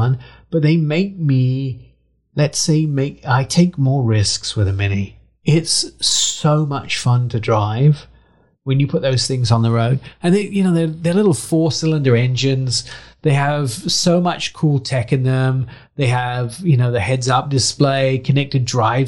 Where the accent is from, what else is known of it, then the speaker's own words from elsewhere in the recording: England, United Kingdom; moved away; I had a Mini growing up in England